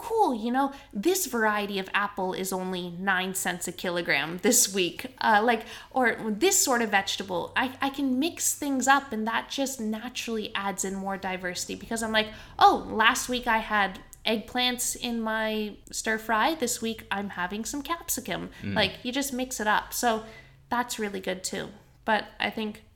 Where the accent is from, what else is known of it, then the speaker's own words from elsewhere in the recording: Canada; now in Australia; I grew up in Canada, and the grocery store that we shopped at was called Save On Foods